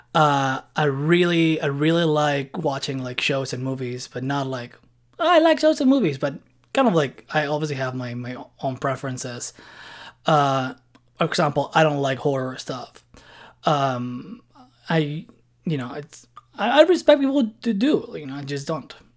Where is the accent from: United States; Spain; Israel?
Spain; Barcelona, Catalonia; moved away as an adult; now in Montreal, Canada; I was born and lived in Barcelona for two and a six years, and I've been living in Montreal now for, like, around six years.